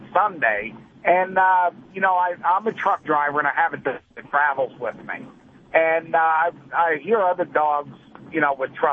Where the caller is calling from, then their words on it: Colorado, United States; we're calling from Colorado